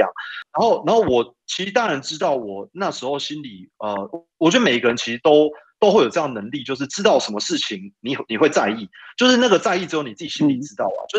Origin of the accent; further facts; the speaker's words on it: Taipei, Taiwan; 我又因为从小在台北长大，